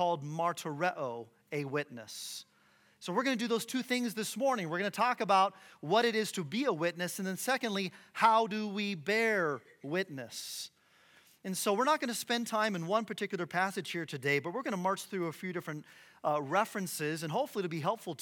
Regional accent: Phoenix, Arizona, United States; moved away as an adult; now in Boise, United States; I'm from Phoenix, Arizona. We moved here a couple years ago

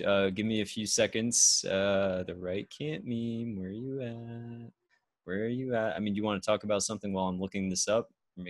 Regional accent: United States; I'm an American

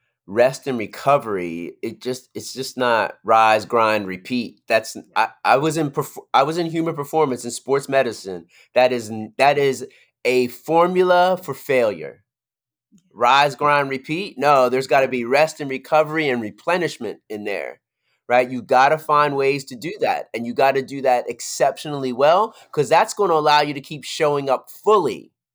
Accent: Philadelphia, Pennsylvania, United States; That's my girl. We're from Philly. That's my girl.

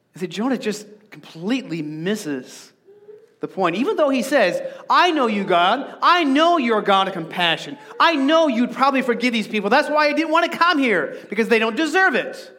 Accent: Arizona, United States; I grew up in Arizona and the baking sun is really toasty

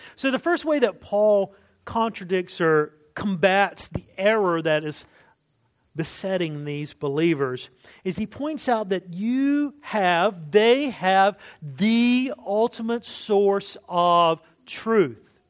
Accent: United States; as an American

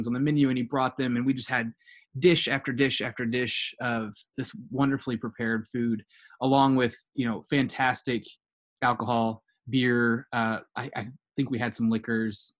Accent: United States; we were in from the US

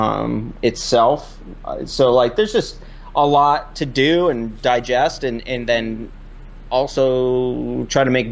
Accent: Vermont, United States; I'm from Vermont here, and born and raised here

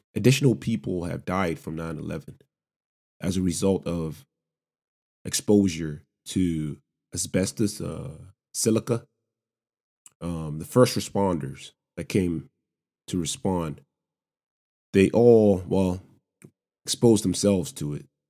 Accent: Lagos, Nigeria; moved away as an adult; also born or lived in Savannah, Georgia, United States; now in United States; I'm an immigrant, born and raised in Lagos, Nigeria

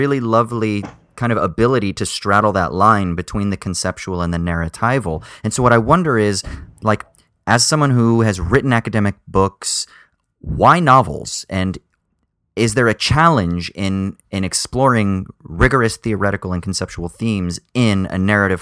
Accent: Orange County, California, United States; moved away; also born or lived in United Kingdom; I grew up in the Burbs in Orange County, Southern Orange County, California

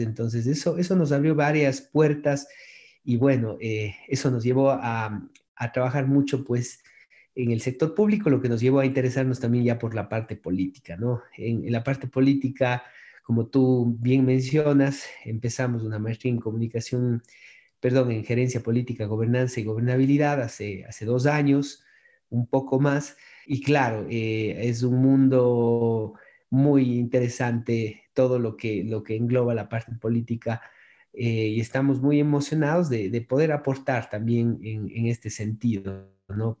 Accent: Cuenca, Azuay, Ecuador; yo soy de acá de Cuenca, Ecuador

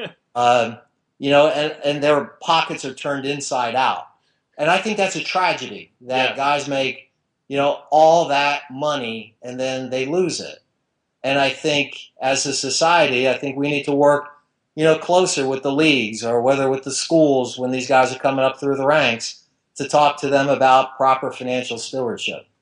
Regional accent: New Jersey, United States; now in Florida, United States; even though I've lived in Florida 30 years, I grew up in New Jersey

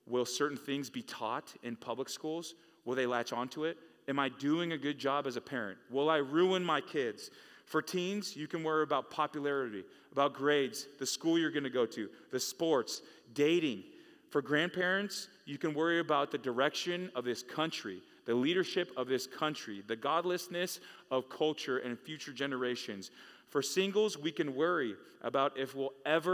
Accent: California, United States; Growing up in California, I started going to church in high school

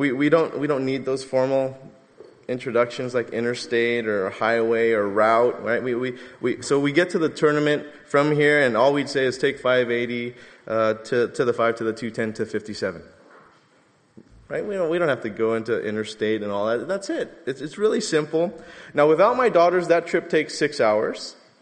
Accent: Southern California, United States; I'm from Southern California because only we call the five the five

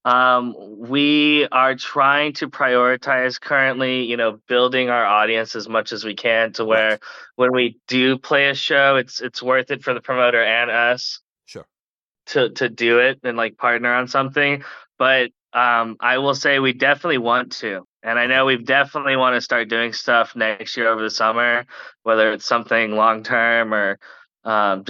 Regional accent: San Antonio, Texas, United States; moved away; I'm from San Antonio originally

